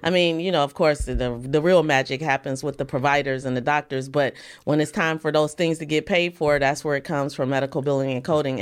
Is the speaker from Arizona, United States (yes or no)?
no; East Cleveland, Ohio, United States; I grew up in East Cleveland.